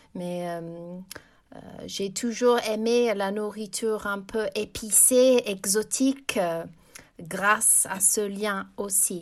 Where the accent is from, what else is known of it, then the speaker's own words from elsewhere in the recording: England, United Kingdom; j'ai grandi en Angleterre.